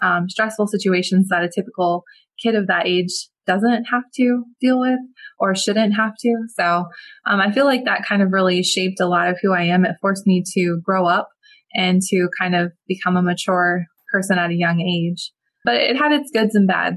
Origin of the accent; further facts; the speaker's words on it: Palmetto, Florida, United States; I was born and raised in Palmetto, Florida, which is a small little town just south of Tampa